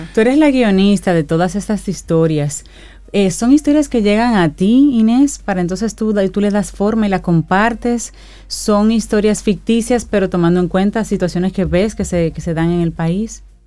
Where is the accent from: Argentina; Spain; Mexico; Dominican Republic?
Dominican Republic; nosotros como, dominicanos